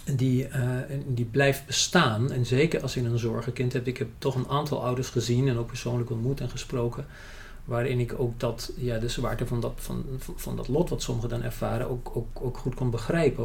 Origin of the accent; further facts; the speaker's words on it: Germany; Dutch is a second language; moved away as an adult; also born or lived in United Kingdom; now in Netherlands; ik ben in Duitsland opgegroeid